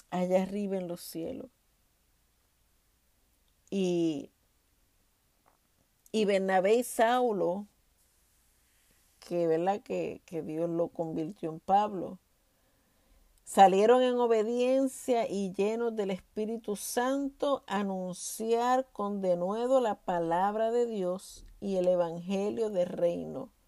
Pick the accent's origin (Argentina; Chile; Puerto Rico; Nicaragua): Puerto Rico; now in Texas, United States; Y yo vine de Puerto Rico prácticamente huyéndole a ese ministerio y llego aquí a Texas